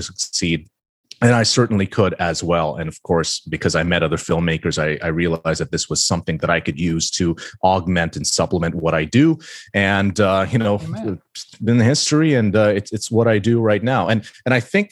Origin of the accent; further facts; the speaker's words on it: Philippines; I grew up in the Philippines